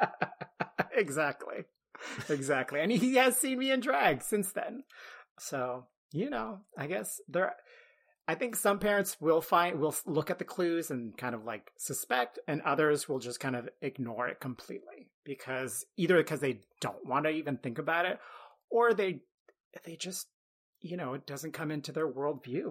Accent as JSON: {"language": "English", "town": "Ottawa", "region": "Ontario", "country": "Canada", "tie": "born or raised there", "said": "I grew up in Ottawa, which is a pretty big city in Canada"}